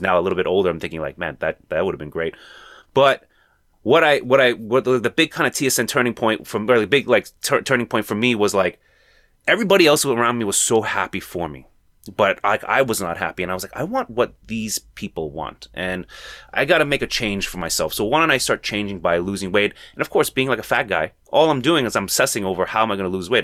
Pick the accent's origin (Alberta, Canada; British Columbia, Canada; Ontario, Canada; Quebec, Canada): Ontario, Canada; Toronto; Toronto native, born and raised